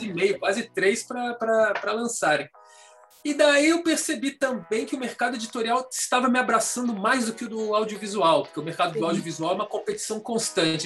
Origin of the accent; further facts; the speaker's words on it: Florianópolis, Santa Catarina, Brazil; moved away as an adult; also born or lived in Brasília; now in São Paulo, Brazil; eu sou de Florianópolis, a gente morava em Florianópolis